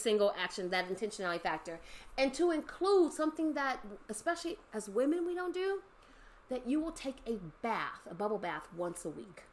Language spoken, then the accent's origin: English; Los Angeles, California, United States; also born or lived in San Fernando Valley / San Bernardino; growing up in the San Fernando Valley, growing up in Los Angeles, moving to San Bernardino